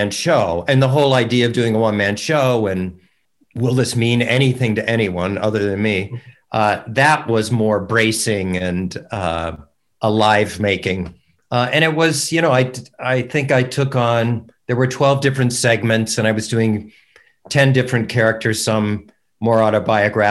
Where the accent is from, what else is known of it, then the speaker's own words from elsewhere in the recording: Fort Wayne, Indiana, United States; moved away; I'm from her hometown.